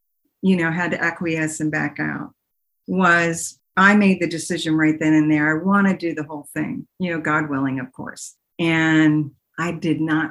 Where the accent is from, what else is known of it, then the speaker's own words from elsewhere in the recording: Pittsburgh, Pennsylvania, United States; moved away as an adult; now in Dallas, United States; I grew up in Pittsburgh, Pennsylvania, Swickley, Pennsylvania, and I went to St. James Catholic School